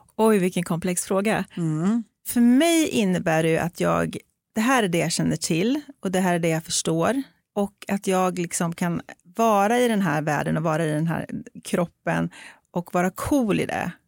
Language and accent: Swedish; Sweden; jag är så extremt uppväxt i ett, en svensk kontext. Eh, jag är uppväxt med en svensk vit mamma och en bonuspappa som är svensk och vit och har svenska vita syskon och kommer från ett litet samhälle ute på landet